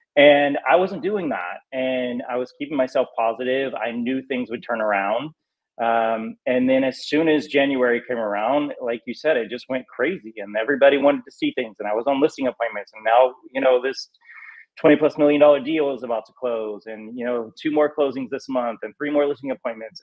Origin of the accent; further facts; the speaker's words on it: North Carolina, United States; moved away as an adult; now in Los Angeles, United States; I just grew up in southern. You know, I'm from North Carolina.